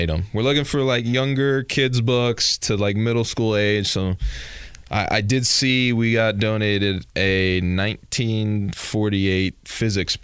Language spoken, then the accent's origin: English; Dallas, Texas, United States; moved away; also born or lived in Marble Falls, Texas; I grew up in Dallas mostly